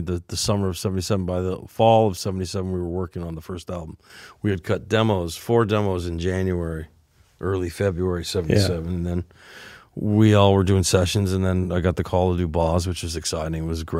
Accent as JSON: {"language": "English", "town": "North Hollywood", "region": "California", "country": "United States", "said": "Dave, we're from North Hollywood, man. We didn't write about …."}